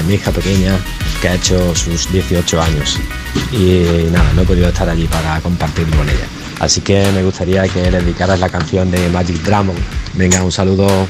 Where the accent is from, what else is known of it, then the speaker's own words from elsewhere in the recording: Extremadura, Spain; moved away as an adult; now in Sabadell, Spain; soy de Extremadura, estoy desplazado en, en Sabadell por motivos de trabajo